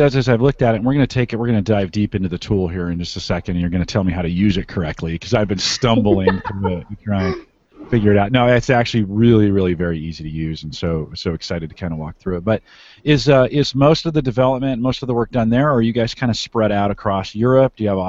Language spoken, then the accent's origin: English; California, United States; now in Nebraska, United States; I'm a Silicon Valley kid. I grew up in California and moved out to Nebraska.